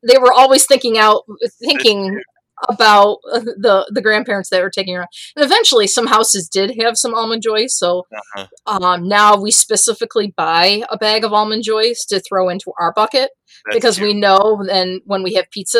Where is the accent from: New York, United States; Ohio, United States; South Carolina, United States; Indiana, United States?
New York, United States; Lima; I grew up in Lima, right on the Avon border